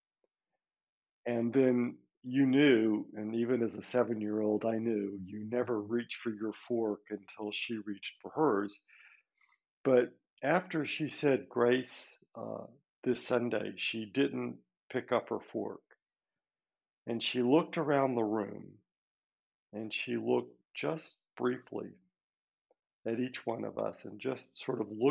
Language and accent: English; Birmingham, Alabama, United States; now in Spain; I grew up in Birmingham, Alabama